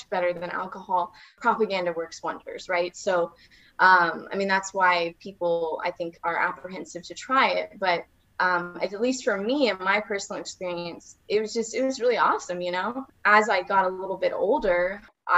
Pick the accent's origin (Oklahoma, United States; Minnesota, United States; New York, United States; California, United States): Oklahoma, United States; moved away; I was totally from Oklahoma